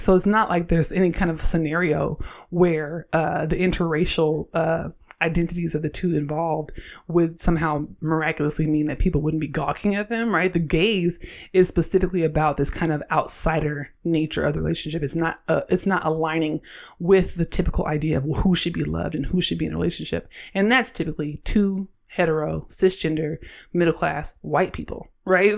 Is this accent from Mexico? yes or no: no; Oakland, California, United States